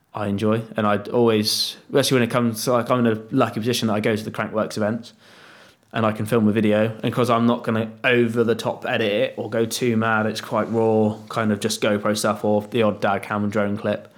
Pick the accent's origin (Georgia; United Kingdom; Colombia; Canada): United Kingdom; I'm just being British